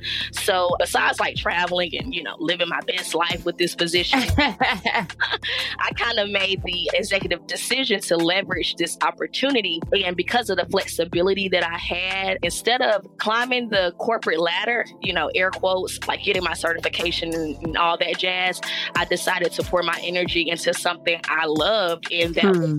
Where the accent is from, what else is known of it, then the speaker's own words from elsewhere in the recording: Charlotte, North Carolina, United States; I am from Charlotte, North Carolina, 704